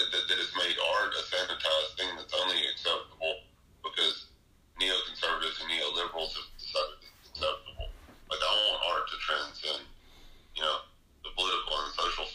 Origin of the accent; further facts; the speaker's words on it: North Mississippi, United States; moved away; also born or lived in Memphis, Tennessee; I grew up with in North Mississippi